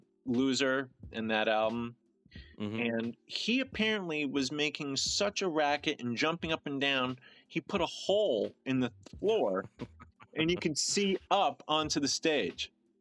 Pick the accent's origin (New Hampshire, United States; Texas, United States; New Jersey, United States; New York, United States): New York, United States; New York City; now in California, United States; I'm from New York City originally. Now I'm also out here on the West Coast in Cali.